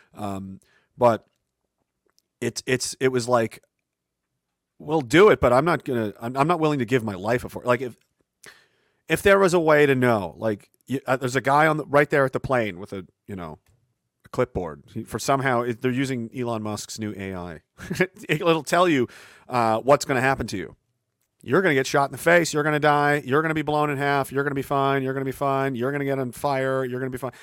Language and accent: English; Canada; a Canadian